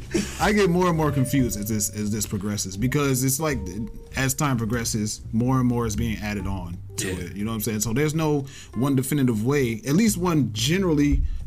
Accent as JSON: {"language": "English", "country": "United States", "said": "Because I'm from America, right? From America first"}